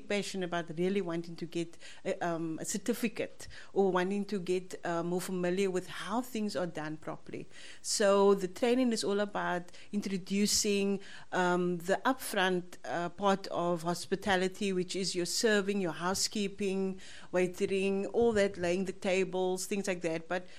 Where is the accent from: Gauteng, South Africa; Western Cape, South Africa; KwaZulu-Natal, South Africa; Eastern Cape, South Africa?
Western Cape, South Africa; Cape Town; I was born in Cape Town, and I grew up in a colored township called Ocean View